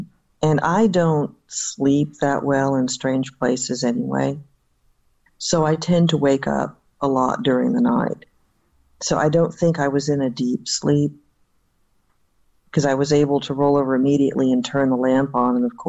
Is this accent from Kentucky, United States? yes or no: no; Sanford, Florida, United States; also born or lived in Jacksonville, Florida; I was born in Jacksonville. My father was in the Navy, so I was born in Florida. I do remember, and I was very young, because we moved to Sanford, Florida, and we left there in 1968.